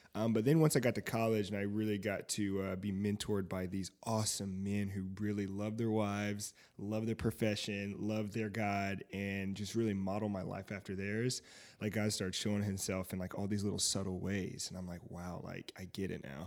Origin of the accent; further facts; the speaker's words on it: Fayetteville, North Carolina, United States; moved away; also born or lived in Seymour, Indiana / Indianapolis, Indiana; I'm from Fayetteville, North Carolina